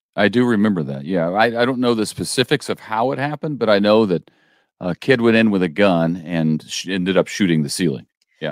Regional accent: St. Louis, Missouri, United States; I grew up in Saint Louis

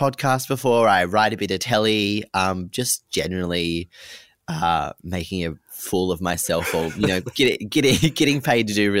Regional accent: Narromine, New South Wales, Australia; now in Sydney, Australia; I'm currently living in Sydney, but I'm originally from Narromine, which is about 30 kilometres west of Dubbo. So, you know, country kid made good.

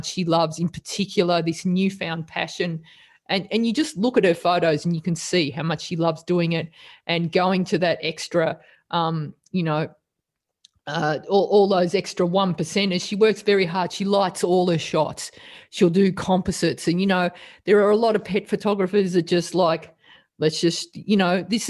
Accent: Australia; accent: thick Australian; as thick an Australian accent as me

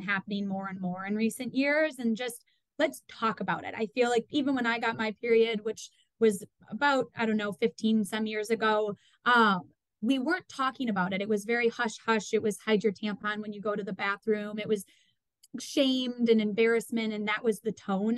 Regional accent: Madison, Wisconsin, United States; I grew up in Madison, Wisconsin

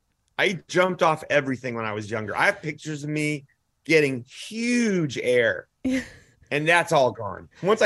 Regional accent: Texas, United States; I'm from Texas.

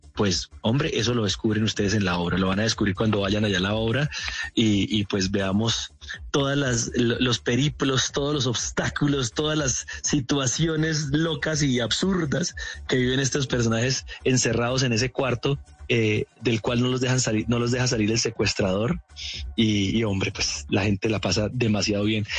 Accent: Cúcuta, Norte de Santander, Colombia; accent: cucuteño; yo amo Cúcuta con todo mi corazón, con toda mi alma, pero la verdad se ha dicho, nosotros tenemos un acento horrible

